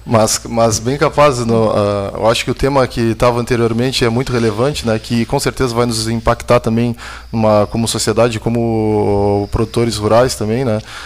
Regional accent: Rio Grande, Rio Grande do Sul, Brazil; now in Pelotas, Brazil; Eu sou, sou de Pelotas, mas natural de Rio Grande

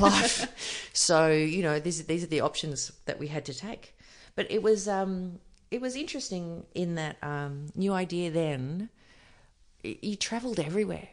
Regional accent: Byron Bay, New South Wales, Australia; I grew up just outside of Byron

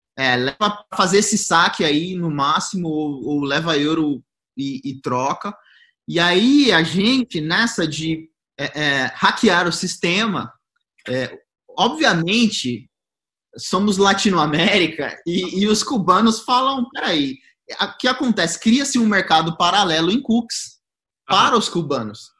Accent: Goiás, Brazil; eu sou de Goiás

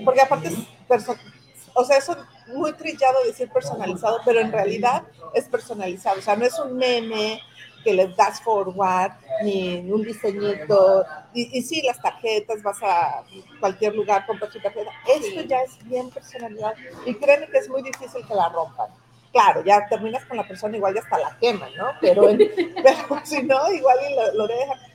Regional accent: Ciudad Juárez, Chihuahua, Mexico; moved away; also born or lived in Monterrey; yo no soy de Monterrey, soy, soy de Chihuahua, pero en Monterrey, que también vivía ahí

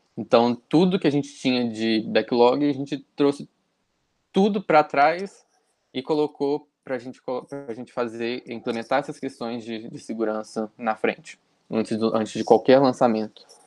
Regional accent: Juiz de Fora, Minas Gerais, Brazil; eu sou daqui de Juiz de Fora, Minas Gerais

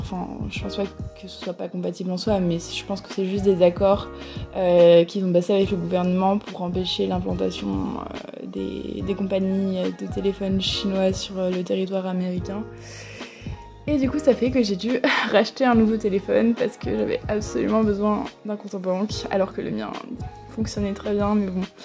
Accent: France; accent: French; moved away as an adult; now in New York, United States; avec mon accent, ça doit se voir que je suis française

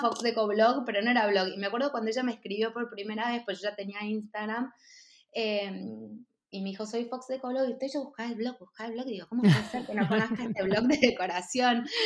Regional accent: Buenos Aires, Argentina; moved away as an adult; also born or lived in San Isidro / Mexico; nací en Buenos Aires, mm. em, en San Isidro. Después mis papás se separaron cuando yo era muy chiquita y me fui a vivir a Belgrano con mi mamá

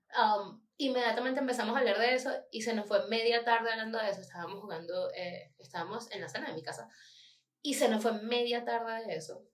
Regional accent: Maracay, Aragua, Venezuela; moved away

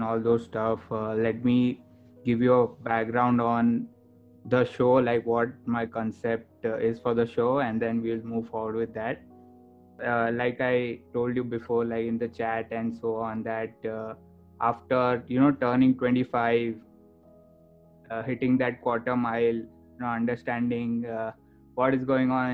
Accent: India; moved away as an adult; now in United States; originally I'm from India

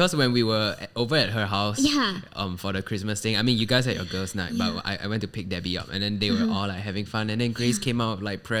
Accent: Singapore; growing up in Singapore

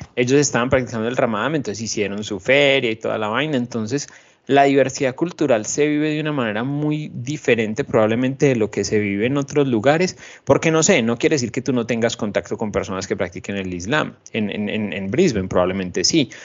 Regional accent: Medellín, Antioquia, Colombia; now in Sydney, Australia; yo viniendo de Medellín

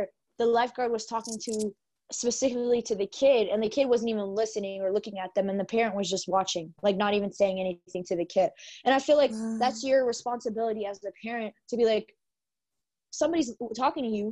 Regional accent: Texas, United States; we're from Texas

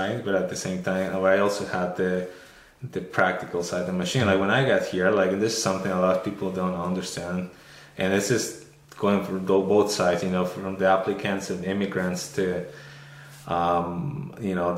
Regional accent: Mexico; moved away as an adult; also born or lived in North Bay, Ontario, Canada; now in Canada; I was born and raised in Mexico

